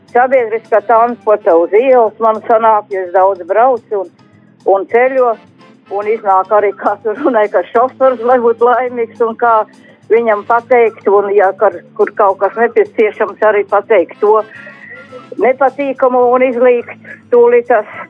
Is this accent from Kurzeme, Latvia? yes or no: yes; Ventspils, Kurzeme, Latvia; es esmu Ventspilnieks